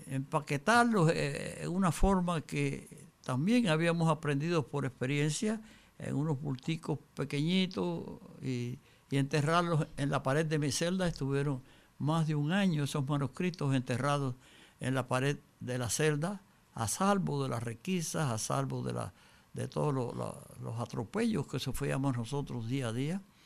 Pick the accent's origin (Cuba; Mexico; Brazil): Cuba; moved away; yo había salido de Cuba, yo me encontraba en el exilio en el año 61